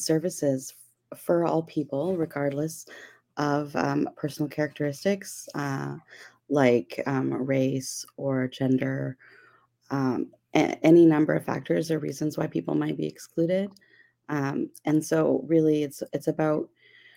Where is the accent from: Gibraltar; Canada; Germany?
Canada; Abbotsford, British Columbia; I'm communications consultant from Abbotsford, BC, Canada.